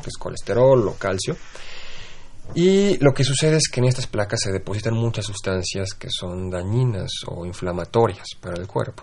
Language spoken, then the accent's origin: Spanish; Mexico